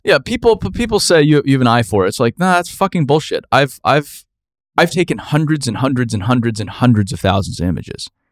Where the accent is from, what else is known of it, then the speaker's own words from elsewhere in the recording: Phoenix, Arizona, United States; where I grew up in Phoenix, Arizona.